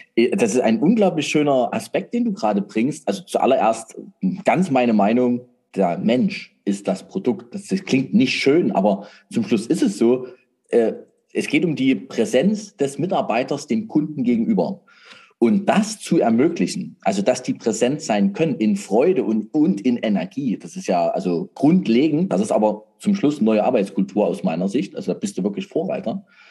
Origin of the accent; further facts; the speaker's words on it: Saxony, Germany; bei uns in Sachsen